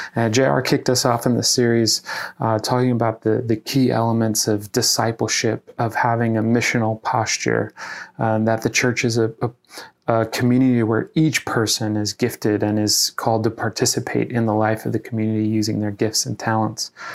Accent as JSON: {"language": "English", "region": "Iowa", "country": "United States", "said": "my home state of Iowa"}